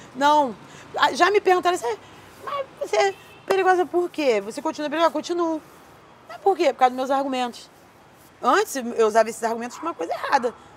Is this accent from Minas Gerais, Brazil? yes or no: no; Rio de Janeiro, Brazil; Eu nasci no Rio Comprido, é, zona norte do Rio de Janeiro, uma área de favelas